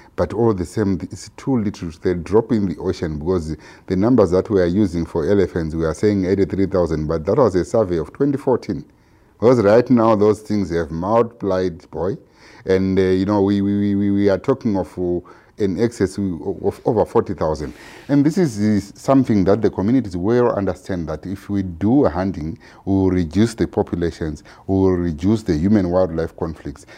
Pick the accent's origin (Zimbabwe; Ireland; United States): Zimbabwe; I'm from Zimbabwe